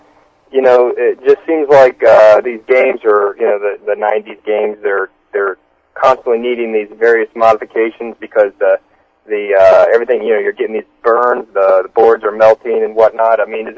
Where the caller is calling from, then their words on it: New Jersey, United States; Oh, yeah, hey, I'm New Jersey. Enjoy the show here.